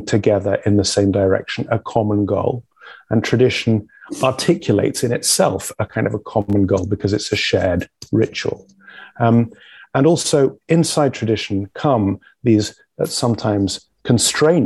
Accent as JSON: {"language": "English", "region": "England", "country": "United Kingdom", "said": "I'm a Brit, the people that you guys escaped from"}